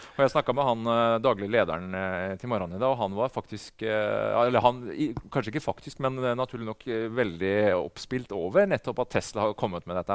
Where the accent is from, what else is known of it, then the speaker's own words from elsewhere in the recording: Norway; Her hjemme i Norge